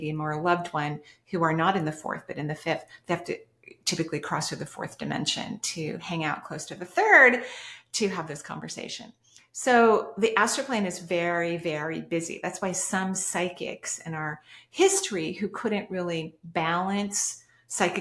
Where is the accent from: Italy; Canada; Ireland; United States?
United States; West Coast; I'm from the West Coast